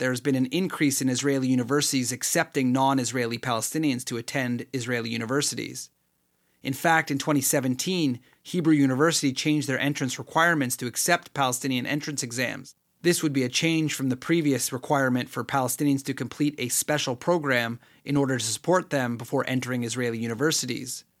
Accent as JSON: {"language": "English", "country": "Canada", "said": "me as a Canadian citizen"}